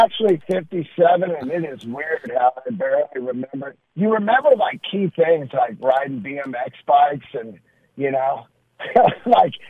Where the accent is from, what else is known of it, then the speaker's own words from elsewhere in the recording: Bay Area, California, United States; moved away as an adult; also born or lived in San Francisco; now in Los Angeles, United States; the Oakland Arena, which is where I saw all the concerts growing up